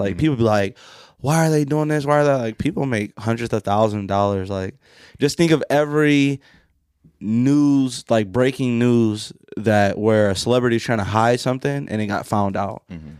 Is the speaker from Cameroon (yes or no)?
yes; Cameroon